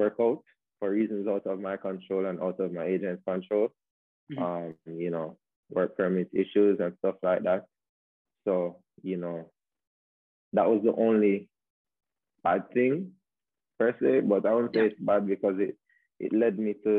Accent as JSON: {"language": "English", "country": "Jamaica", "also_born_or_lived": "Spain", "said": "And I was, you know, being a Jamaican over there, it gave me a lot of attention because it was always said that it's not normal for a Jamaican to be over in Spain, especially in that small city, you know what I mean?"}